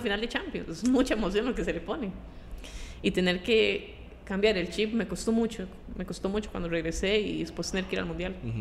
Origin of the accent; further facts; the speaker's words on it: Pavas, San José, Costa Rica; moved away as an adult; also born or lived in Lyon, France / Paris, France / China; vengo de Pava